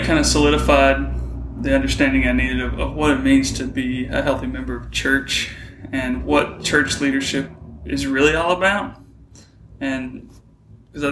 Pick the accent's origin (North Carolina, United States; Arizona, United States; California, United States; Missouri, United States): North Carolina, United States; I grew up in North Carolina